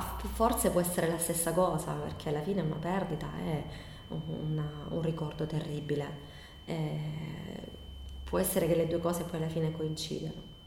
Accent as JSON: {"language": "Italian", "town": "Bari", "region": "Apulia", "country": "Italy", "moved": "as an adult", "lives_now": "Copertino, Italy", "said": "sono adottata da, dalla, dal paese di Copertino perché vengo da Bari, però per motivi di, d'amore sono, sono, arrivata qui 16 anni fa"}